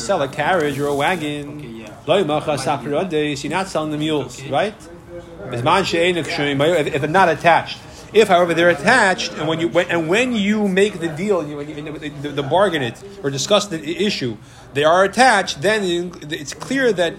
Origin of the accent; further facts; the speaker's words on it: Syracuse, New York, United States; I grew up in Syracuse